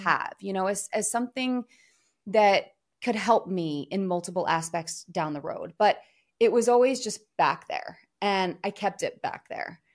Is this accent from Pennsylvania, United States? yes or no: yes; Philadelphia, Pennsylvania, United States; moved away; also born or lived in New York; I'm from Philadelphia, a few hours south of New York City